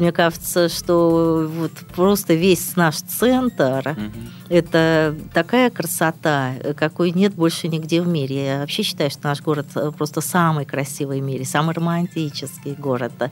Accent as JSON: {"language": "Russian", "town": "Kronstadt", "region": "Saint Petersburg", "country": "Russia", "tie": "born or raised there", "said": "я родилась в Кронштадте, это, говорю, Ленинград был"}